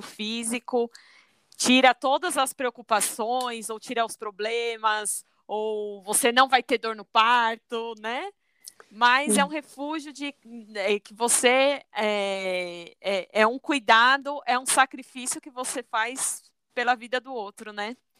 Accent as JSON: {"language": "Portuguese", "region": "São Paulo", "country": "Brazil", "said": "eu sou de São Paulo"}